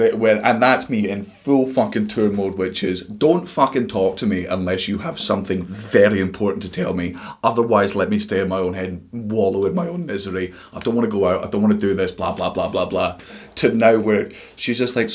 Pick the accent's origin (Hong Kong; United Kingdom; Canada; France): United Kingdom; Scotland; we're Scottish